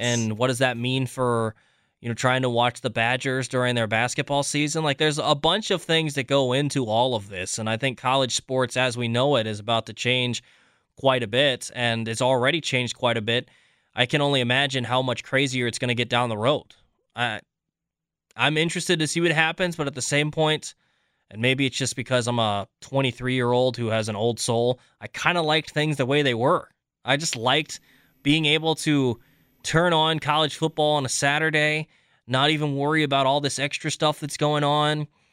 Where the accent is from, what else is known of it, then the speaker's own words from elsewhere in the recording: Virginia, United States; moved away as an adult; also born or lived in Philippines (half Filipino, ancestry); now in Wisconsin, United States; being in Wisconsin as opposed to growing up in Virginia